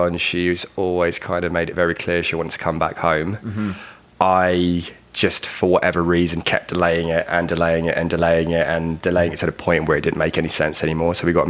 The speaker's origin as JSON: {"language": "English", "region": "London", "country": "United Kingdom", "tie": "born or raised there", "moved": "as an adult", "lives_now": "Calgary, Canada", "said": "growing up in London, it literally is concrete jungle, right?"}